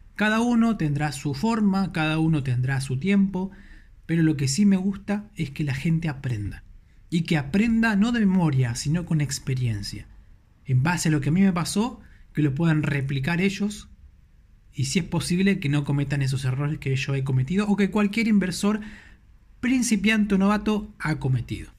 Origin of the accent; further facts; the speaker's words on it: Buenos Aires, Argentina; soy de Argentina, de Buenos Aires, Argentina, capital federal